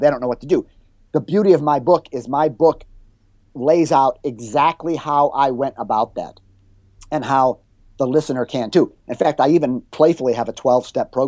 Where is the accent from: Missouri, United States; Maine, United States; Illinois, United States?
Illinois, United States; Chicago; moved away as an adult; also born or lived in Florida; my hometown of Chicago